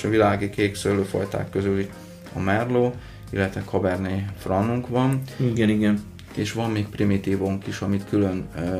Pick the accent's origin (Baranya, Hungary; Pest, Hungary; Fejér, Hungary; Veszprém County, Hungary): Baranya, Hungary; Szentlőrinc; baranyai származású